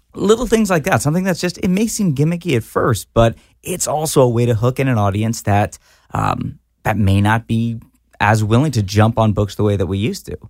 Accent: Fort Worth, Texas, United States; I grew up in Fort Worth, Texas

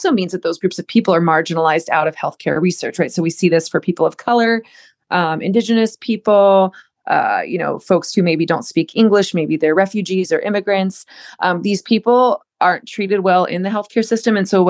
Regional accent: Southern United States, United States; I was raised in the South, raised in a religious military home

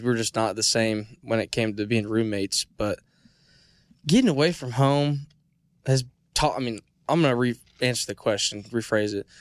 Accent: Illinois, United States; moved away; I'm from Illinois

